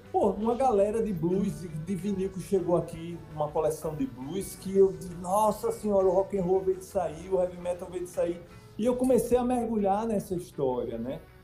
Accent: Sergipe, Brazil; a minha história como sergipano

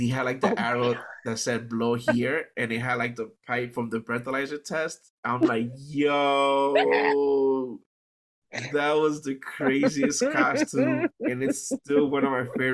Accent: New York City, New York, United States; I grew up in New York City

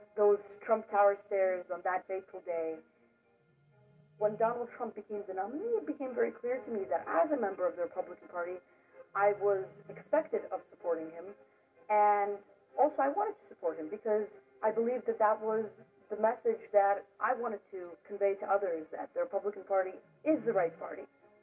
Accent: New York City, New York, United States; I grew up in Brooklyn, New York

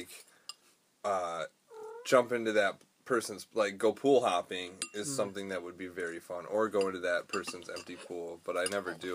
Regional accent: Portland, Michigan, United States; I was from Portland

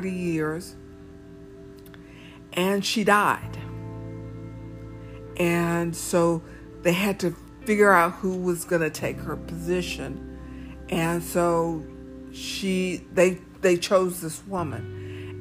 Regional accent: the South, United States; we are African American in the South.

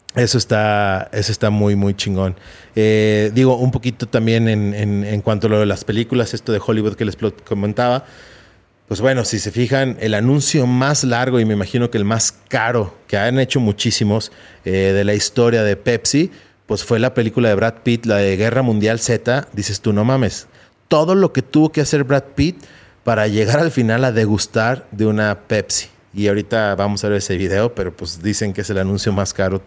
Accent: Mexico; aquí en México

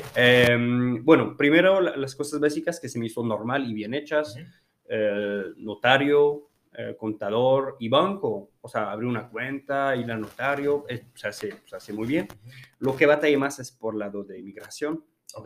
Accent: France; Spanish is a second language; moved away as an adult; also born or lived in Hermosillo, Mexico; now in Mexico; soy francés, eh, de hecho casi toda mi vida la, vivo en Francia

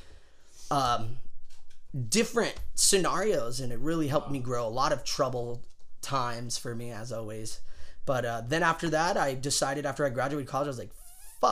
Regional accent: Murrieta, California, United States; actually born and raised in Marietta, Temecula

